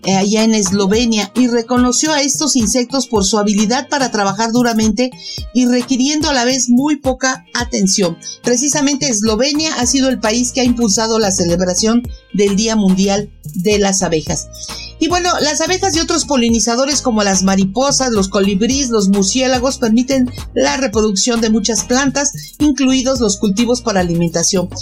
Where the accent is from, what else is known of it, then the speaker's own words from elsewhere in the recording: Mexico City, Mexico; yo como mexicana y de aquí de la Ciudad de México